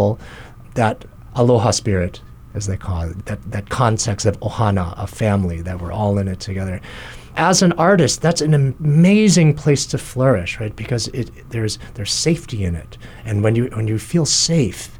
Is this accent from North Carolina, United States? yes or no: no; Kalamazoo / Battle Creek, Michigan, United States; also born or lived in New Jersey; now in Hawaii, United States; Shortly after the birth of my younger brother, we moved to a town, Kalamazoo, in Battle Creek, Michigan